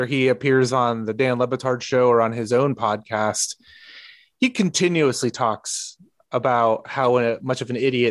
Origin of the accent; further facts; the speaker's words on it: El Salvador; moved away; I'm from El Salvador